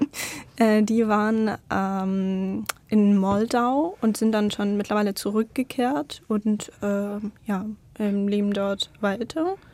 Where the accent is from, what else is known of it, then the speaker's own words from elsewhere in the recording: Crimea, Ukraine; German is a second language; moved away as an adult; now in Stuttgart, Germany; Aber ich bin auf der Krim geboren